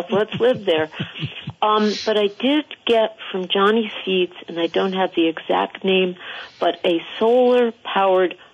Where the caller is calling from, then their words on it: Ripton, Vermont, United States; from Ripton calling